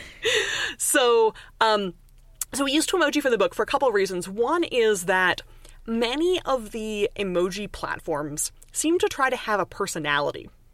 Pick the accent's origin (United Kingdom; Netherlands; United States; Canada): Canada; accent: Canadian; now in Montreal, Canada; people hear my accent and they're like, immediately you must be Canadian